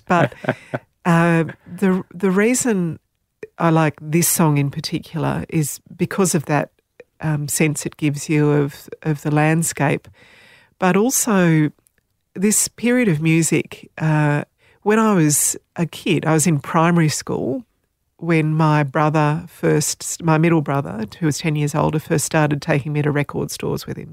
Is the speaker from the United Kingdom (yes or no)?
no; Australia; first language Slovenian; English is a second language; I was born in Australia, so, um, I, I can speak Slovenian. We spoke Slovenian when I was very little, so it was my first language, I guess.